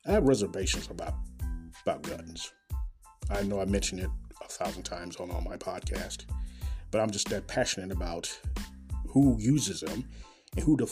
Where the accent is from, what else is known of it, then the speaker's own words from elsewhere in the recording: Kansas City, Missouri, United States; Coming live and direct, as always, from Kansas City, Missouri, my hometown